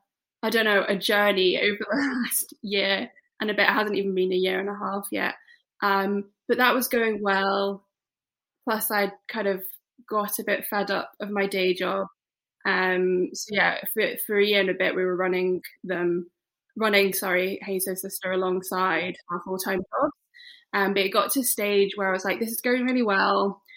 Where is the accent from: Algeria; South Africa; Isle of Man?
Isle of Man; moved away as an adult; also born or lived in West Midlands, United Kingdom; now in Edinburgh, United Kingdom; No. So I was born in the West Midlands, and then when I was 9, my parents moved us to the Isle of Man.